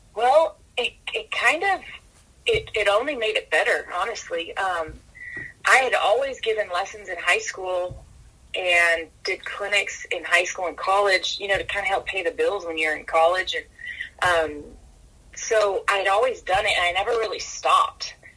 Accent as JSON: {"language": "English", "town": "Wheatland", "region": "California", "country": "United States", "tie": "born or raised there", "moved": "yes", "lives_now": "La Junta, Colorado, United States", "said": "I was born and raised in Northern California, um, in Wheatland, California, Marysville area"}